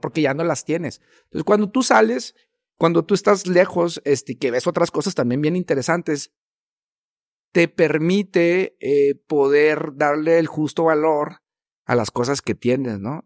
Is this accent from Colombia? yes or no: no; Chihuahua, Mexico; como norteños, como chihuahuenses